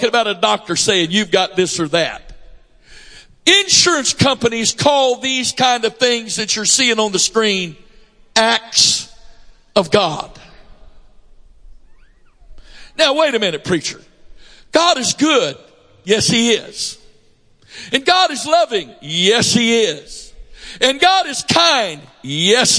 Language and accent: English; United States; I'm an American. I was born in a naval hospital